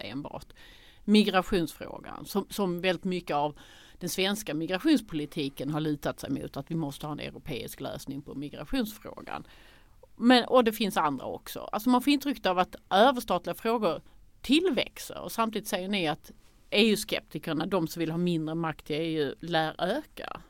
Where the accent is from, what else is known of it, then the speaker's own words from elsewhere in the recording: Sweden; som svenskar